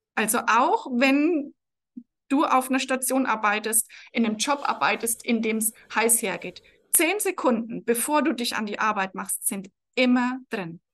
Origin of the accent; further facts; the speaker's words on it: Franconia, Bavaria, Germany; accent: rolled R (Franconian); man hört es vermutlich, ich roll das Erraweng. Also ich bin aus Franken